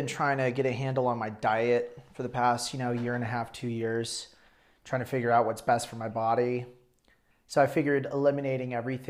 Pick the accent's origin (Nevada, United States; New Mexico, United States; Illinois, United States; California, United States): New Mexico, United States; Albuquerque; I was like, "Albuquerque, New Mexico."